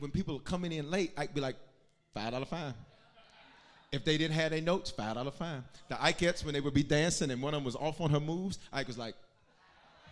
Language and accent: English; Denver, Colorado, United States; I am from North Denver